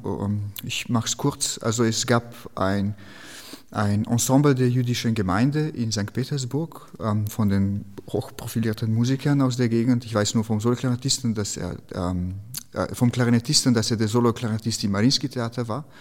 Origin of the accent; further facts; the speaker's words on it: Slovenia; German is a second language; moved away; in Slowenien, wo ich herkomme